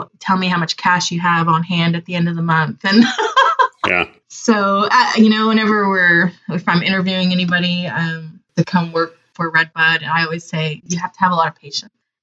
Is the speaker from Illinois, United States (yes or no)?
no; Southern California, United States; now in Oklahoma, United States; I'm originally from Southern California